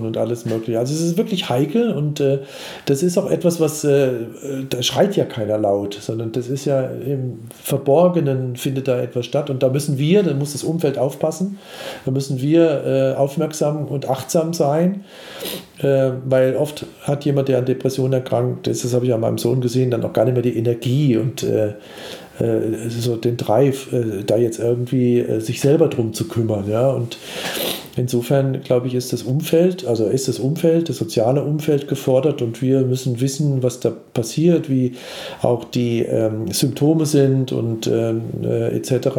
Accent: Germany; ich komme aus Deutschland

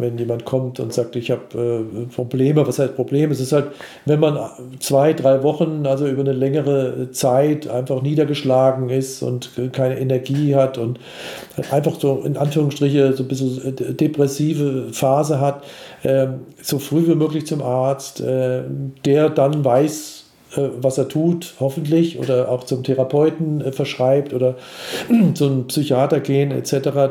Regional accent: Germany; ich komme aus Deutschland

